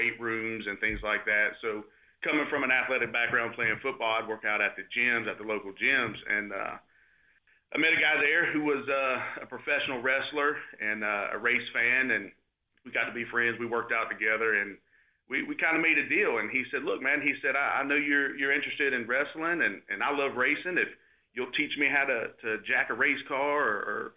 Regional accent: Concord, North Carolina, United States; I grew up in Concord

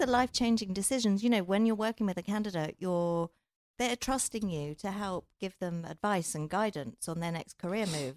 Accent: England, United Kingdom; I'm from England.

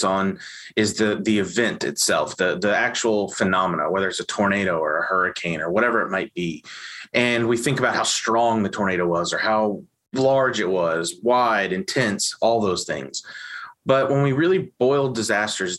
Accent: Evansville, Indiana, United States; I grew up in Evansville, Indiana

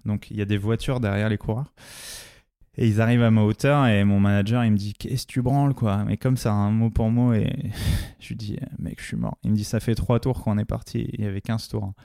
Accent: La Courneuve, Île-de-France, France; j'ai été élevé dans les quartiers populaires du 93 à La Courneuve

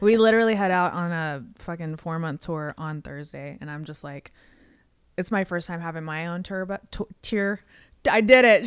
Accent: West Coast, United States; now in Nashville, United States; I'm from the West Coast

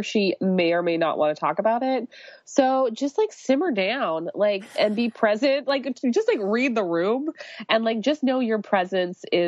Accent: Canada; I'm Canadian

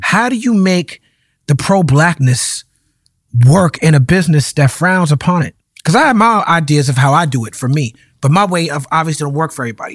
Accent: New York, United States; where I grew up in New York

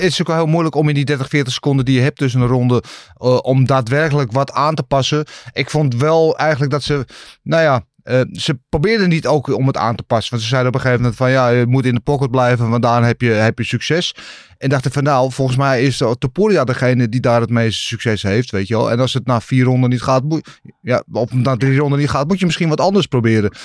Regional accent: Netherlands; wij als Nederlanders

